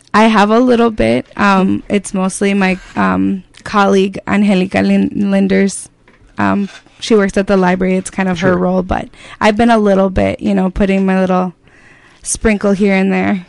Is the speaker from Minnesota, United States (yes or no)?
yes; Faribault, Minnesota, United States; I grew up in Faribault